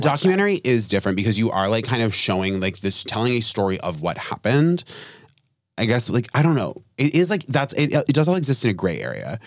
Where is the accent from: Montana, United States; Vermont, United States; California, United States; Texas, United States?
Vermont, United States; moved away; also born or lived in New York; I'm like from Vermont, so it was like really small